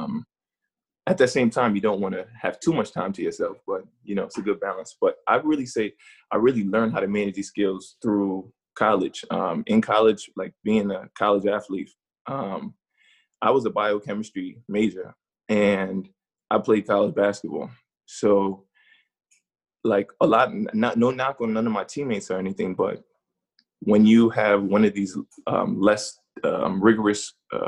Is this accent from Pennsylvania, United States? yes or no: no; New York, United States; moved away as an adult; now in Boston, United States; growing up in New York